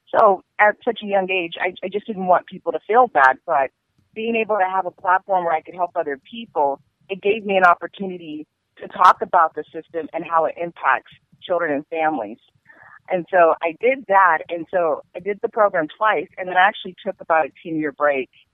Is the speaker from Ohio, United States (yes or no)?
no; Seattle, Washington, United States; also born or lived in Tacoma, Washington / Pullman, Washington; I'm from Seattle, Washington, and I've lived here all my life. I was born and raised here